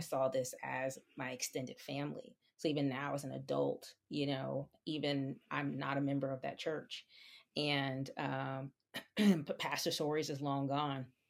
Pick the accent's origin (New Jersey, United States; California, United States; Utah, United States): New Jersey, United States; moved away as an adult; also born or lived in New York; now in Pennsylvania, United States; was raised in New Jersey, and, um, and so I feel like my roots are there